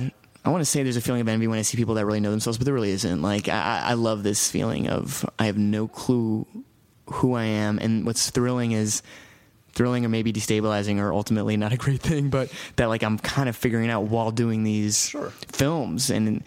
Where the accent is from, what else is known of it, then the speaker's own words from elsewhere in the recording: New York City, New York, United States; I grew up in Hell's Kitchen on 43rd and 9th.